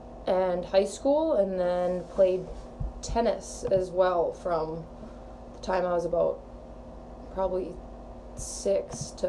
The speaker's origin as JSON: {"language": "English", "town": "Grand Rapids", "region": "Minnesota", "country": "United States", "said": "But I'm from Grand Rapids, Minnesota."}